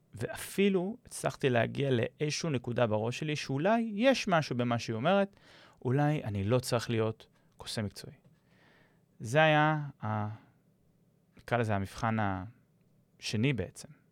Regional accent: Israel

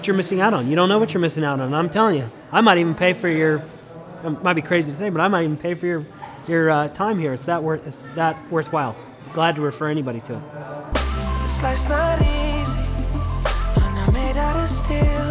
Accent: Denver, Colorado, United States; now in Tulsa, United States; I'm originally from Denver

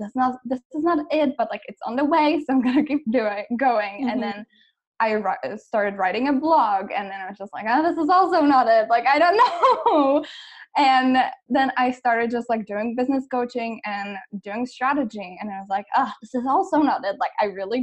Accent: Czechia; moved away as an adult; also born or lived in United States; I am actually originally from the Czech Republic

